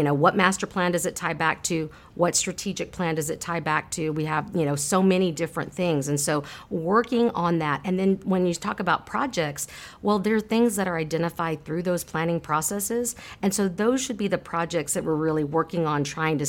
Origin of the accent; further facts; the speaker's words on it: San Marcos, Texas, United States; My husband and I were both born and raised in San Marcos, and so we raise our family here.